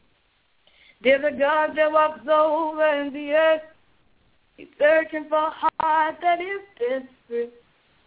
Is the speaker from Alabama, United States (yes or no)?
yes; Mobile, Alabama, United States; I'm from Mobile, Alabama